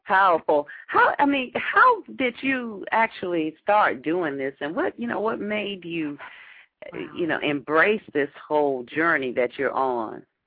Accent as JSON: {"language": "English", "town": "New York City", "region": "New York", "country": "United States", "said": "I'm from Brooklyn"}